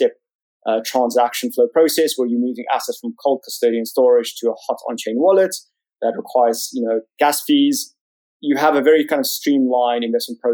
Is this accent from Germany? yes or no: no; South Africa; moved away as an adult; now in London, United Kingdom; You can probably tell from my funny accent, I grew up in South Africa